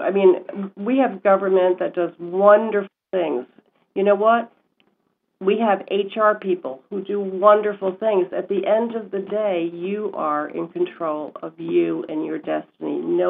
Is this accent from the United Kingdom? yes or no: yes; Glasgow, Scotland, United Kingdom; accent: Scottish; now in United States; So I came from Scotland, and I don't know if you know what the Scottish accent is like, but it's very thick.